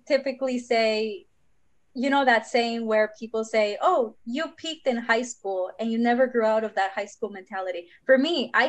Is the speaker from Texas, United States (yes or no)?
yes; Houston, Texas, United States; also born or lived in Monterrey, Nuevo León, Mexico; I just found myself in Houston with an expired visa.